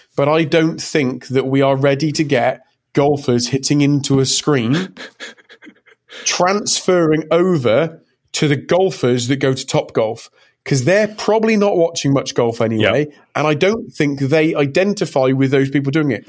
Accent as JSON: {"language": "English", "region": "England", "country": "United Kingdom", "said": "i was born in '82, and I'm English"}